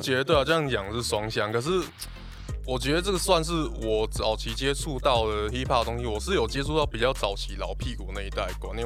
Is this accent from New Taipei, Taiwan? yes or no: no; Pingtung County, Taiwan; moved away as an adult; now in Kaohsiung, Taiwan; 我本身是屏东人啊